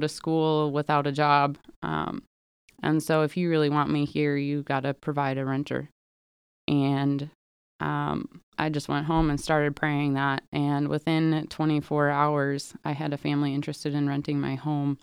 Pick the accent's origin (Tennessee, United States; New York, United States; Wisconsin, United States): Wisconsin, United States; Milwaukee; moved away; I am originally from the Milwaukee area